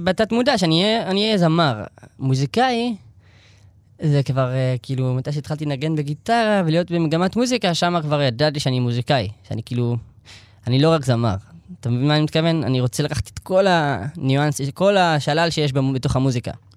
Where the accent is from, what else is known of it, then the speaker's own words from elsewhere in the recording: Elad, Central District, Israel; also born or lived in Tel Aviv; אני נולדתי בשכונת התקווה בתל אביב. אמ, עברנו, ההורים שלי חזרו בתשובה שהייתי בן איזה שלוש, שלוש וקצת, ואז עברנו לאלעד